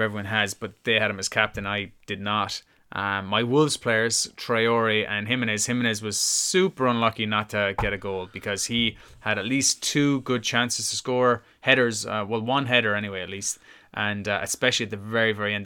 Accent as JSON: {"language": "English", "country": "Ireland", "said": "as an Irishman"}